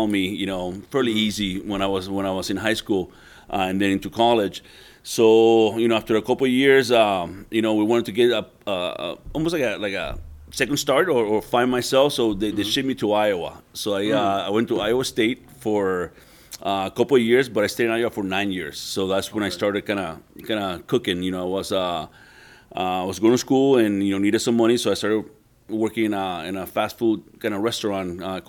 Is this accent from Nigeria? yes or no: no; Puerto Rico; moved away as an adult; also born or lived in New Orleans; Born and raised in Puerto Rico for my first 18 years.